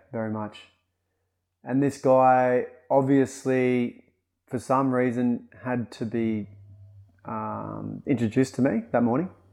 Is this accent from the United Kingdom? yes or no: no; Kyogle, New South Wales, Australia; moved away; I grew up in Khygle because my father was a f, a professional footballer himself